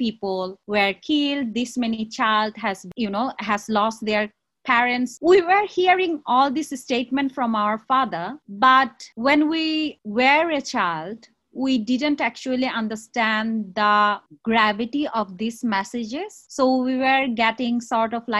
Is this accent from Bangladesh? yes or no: yes; Chittagong Hill Tracts, Chittagong Division, Bangladesh; moved away as an adult; I actually grew up in Chittagong Hill Tracks.